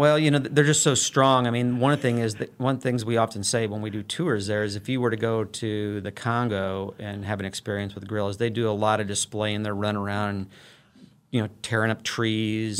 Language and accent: English; Illinois, United States; moved away as an adult; also born or lived in St. Louis, Missouri; now in Wichita, United States; I'm a native of the Saint Louis metro region. I grew up on the Illinois side of the, of the Mississippi River there